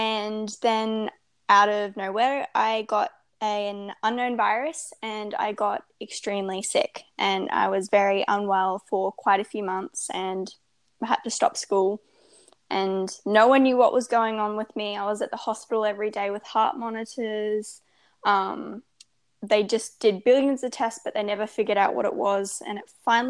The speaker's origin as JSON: {"language": "English", "country": "Australia", "said": "I'm 16, I'm Australian, and I'm a lifestyle and well-being blogger"}